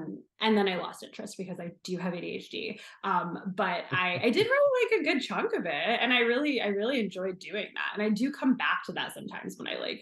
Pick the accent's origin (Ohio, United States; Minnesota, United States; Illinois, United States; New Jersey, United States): New Jersey, United States; moved away as an adult; also born or lived in New York City; now in Los Angeles, United States; I grew up in New Jersey. I grew up like 12 miles west of Manhattan.